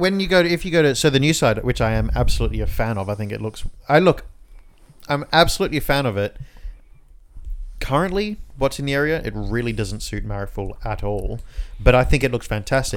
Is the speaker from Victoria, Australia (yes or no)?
no; Inner West, New South Wales, Australia; we're from the Inner West